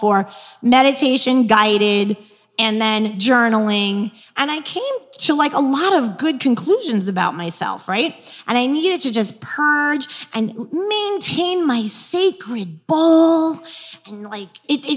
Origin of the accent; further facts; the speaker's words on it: New York, United States; accent: New York; moved away; also born or lived in New Jersey; I'm from New York too